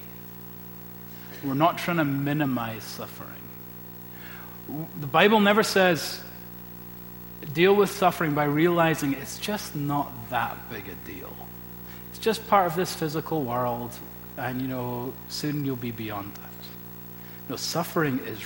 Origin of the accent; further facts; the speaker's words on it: Scotland, United Kingdom; as a Scottish Presbyterian